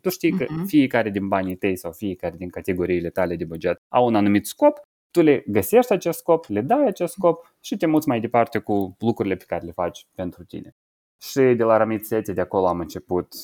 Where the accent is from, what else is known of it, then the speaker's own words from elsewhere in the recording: Moldova; moved away as an adult; also born or lived in Cluj, Romania; la 19 ani, m-am mutat din Republica Moldova, m-am mutat de la părinții mei de acasă